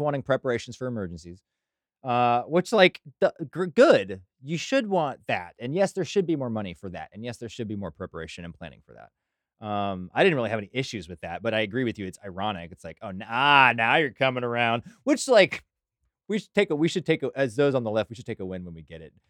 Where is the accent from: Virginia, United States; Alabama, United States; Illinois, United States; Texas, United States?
Texas, United States; Burleson; Growing up in Burleson, Johnson County, we had a bunch of blue laws